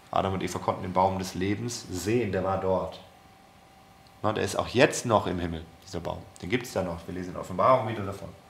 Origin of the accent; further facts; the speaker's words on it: Germany; wir als Deutsche